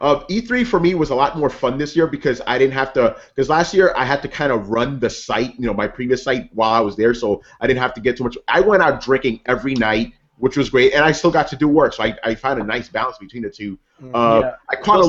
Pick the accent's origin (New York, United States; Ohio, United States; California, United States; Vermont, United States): New York, United States; New York City; I'm saying this as a New Yorker.